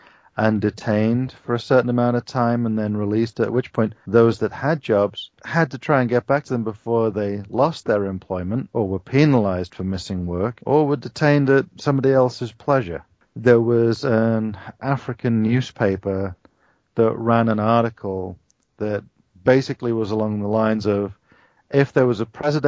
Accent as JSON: {"language": "English", "country": "United Kingdom", "moved": "yes", "lives_now": "United States"}